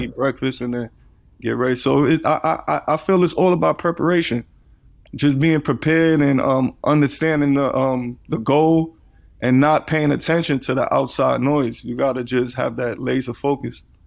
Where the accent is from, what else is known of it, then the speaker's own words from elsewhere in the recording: New York City, New York, United States; growing up in Coney Island